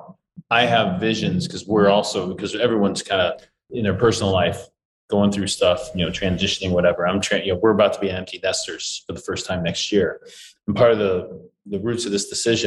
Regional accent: St. Louis, Missouri, United States; I'm from St. Louis

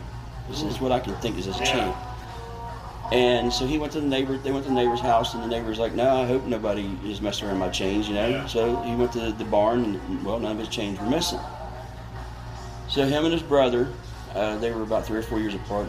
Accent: West Virginia, United States; also born or lived in Marion County, West Virginia / Ohio; I'm born and raised in West Virginia, but I actually live in Marion County.

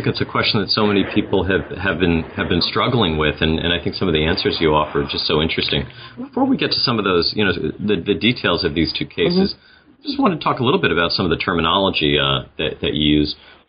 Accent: New York City, New York, United States; My hometown of New York City features prominently in much of the book.

